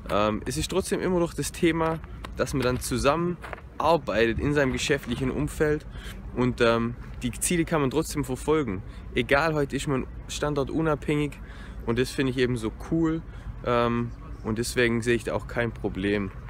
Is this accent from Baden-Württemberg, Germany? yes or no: yes; Konstanz, Baden-Württemberg, Germany; now in Dresden, Germany; Und ich komme ja aus dem Süden, ich komme aus Konstanz, das heißt ähm, sieben Stunden Distanz.